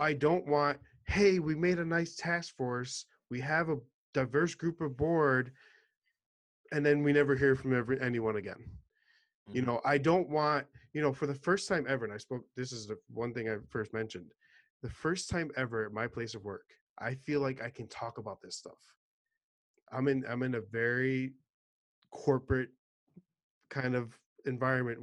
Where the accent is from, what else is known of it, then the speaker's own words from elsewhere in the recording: New York City, New York, United States; I'm originally from New York City